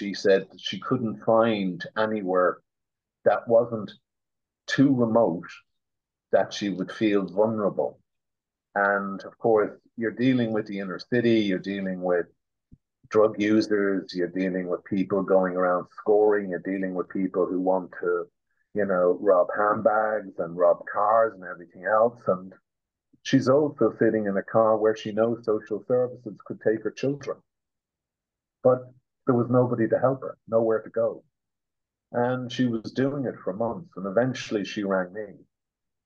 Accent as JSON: {"language": "English", "country": "Ireland", "said": "as an Irish citizen myself"}